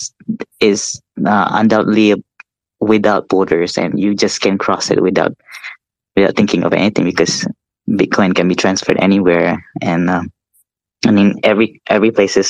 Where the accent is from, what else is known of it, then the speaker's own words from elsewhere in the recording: East Malaysia, Malaysia; now in Kuala Lumpur, Malaysia; I'm from East Malaysia, but I live in West, in KL, I'm in Kuala Lumpur. East Malaysia is where I'm coming from. That's where my families are